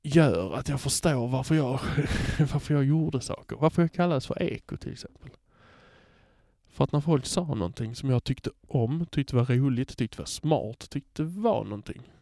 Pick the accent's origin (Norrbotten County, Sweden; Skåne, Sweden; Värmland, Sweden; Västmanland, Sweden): Skåne, Sweden; Hör; also born or lived in Malmö; jag kommer från Hör